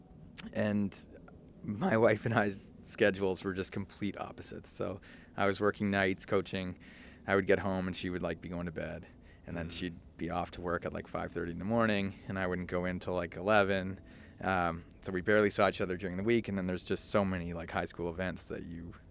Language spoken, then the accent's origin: English; Toronto, Ontario, Canada; moved away as an adult; now in San Francisco, United States; I'd grown up on Lake Ontario